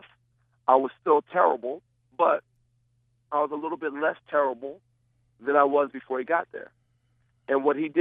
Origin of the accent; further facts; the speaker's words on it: Rockaway, New Jersey, United States; also born or lived in Passaic, New Jersey; I'm originally from Passaic, New Jersey, and my mom moved us to Rockaway, New Jersey to get a better education